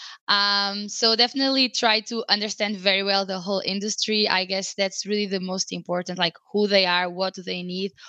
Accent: Portugal; now in Madrid, Spain; I'm in Madrid right now, in Spain. I'm originally from Portugal

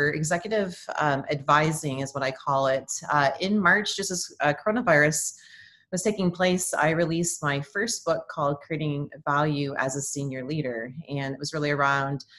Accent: Windsor, Ontario, Canada; moved away as an adult; also born or lived in Birmingham, Michigan / Oklahoma; now in Oklahoma City, United States; I'm actually a Canadian, temporarily transplanted here in Oklahoma

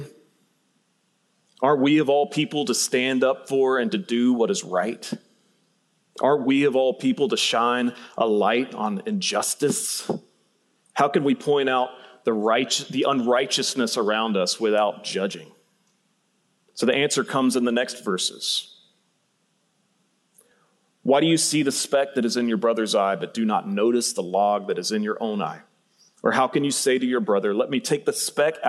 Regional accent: Central Georgia, United States; moved away; I grew up in Central Georgia

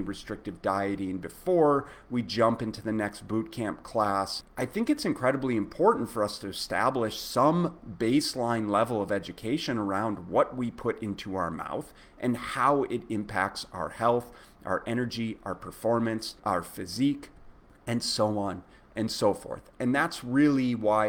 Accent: Minneapolis, Minnesota, United States; I was growing up in Minneapolis

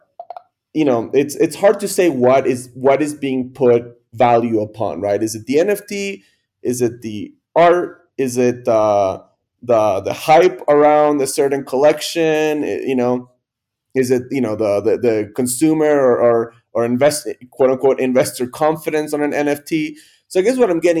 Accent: Miami, Florida, United States; we're from Miami

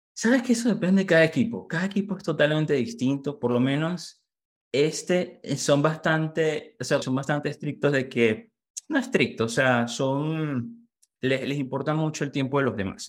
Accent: Valencia, Carabobo, Venezuela; moved away as an adult; now in United States; soy venezolano, nací en Valencia, Carabó.

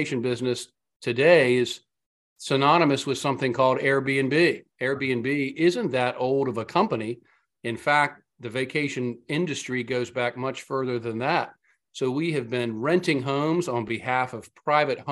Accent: Outer Banks, North Carolina, United States; I grew up on the Outer Banks of North Carolina

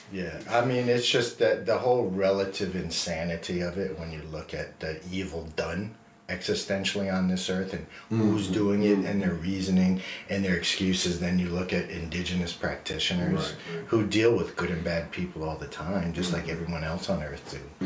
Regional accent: New Jersey, United States; I grew up in New Jersey, so I'm an American

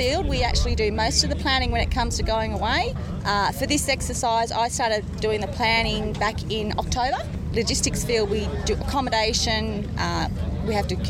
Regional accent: Port Stephens, New South Wales, Australia; I was born in beautiful Port Stephens near Newcastle.

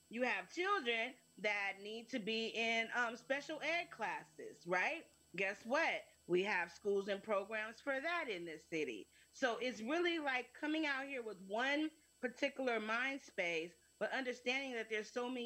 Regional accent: California, United States; moved away as an adult; also born or lived in Los Angeles, California; now in Las Vegas, United States; I'm from California

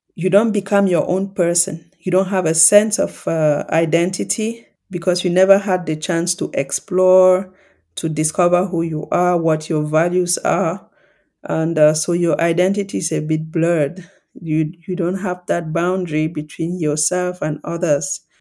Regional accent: Cameroon; the context I grew up in in Cameroon

